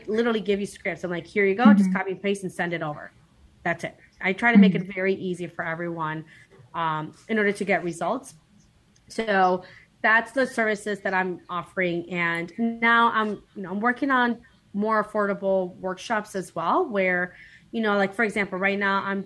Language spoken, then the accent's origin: English; Guatemala; moved away; I was born in Guatemala